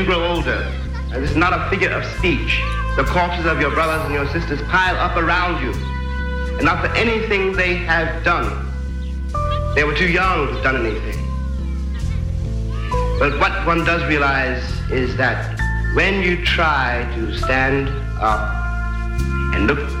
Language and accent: English; New York City, New York, United States; I am an American. My school really was the streets of New York City. My frame of reference was George Washington and John Wayne.